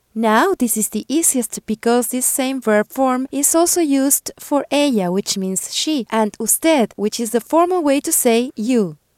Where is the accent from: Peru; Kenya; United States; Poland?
Peru; first language Spanish; English is a second language; I'm from Peru